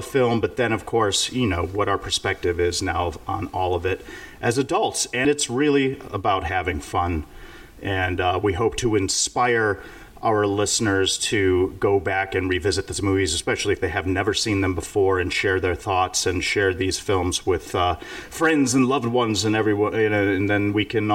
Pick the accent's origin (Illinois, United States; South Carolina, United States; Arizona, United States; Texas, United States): Illinois, United States; Lindenhurst; my small town that I grew up in Lindenhurst, Illinois, a suburb of Chicago